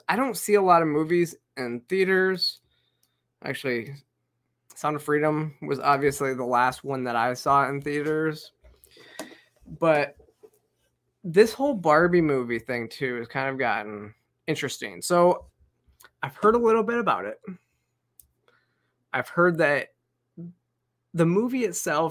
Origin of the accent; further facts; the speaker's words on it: Michigan, United States; moved away; I grew up in Michigan. I graduated from Central Michigan. Most of my family still lives in Michigan.